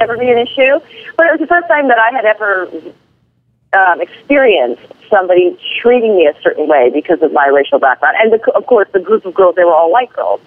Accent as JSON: {"language": "English", "region": "Hawaii", "country": "United States", "tie": "born or raised there", "said": "I was born and raised in Hawaii"}